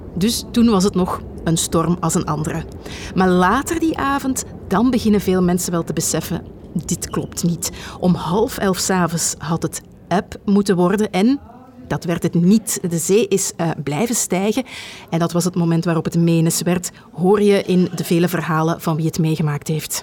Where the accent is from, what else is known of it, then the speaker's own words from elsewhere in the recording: Flanders, Belgium; Bij ons in Vlaanderen